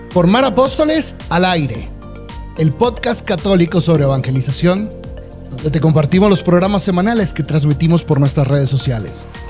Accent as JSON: {"language": "Spanish", "country": "Venezuela", "moved": "yes", "lives_now": "Mexico", "said": "En mi país, en Venezuela"}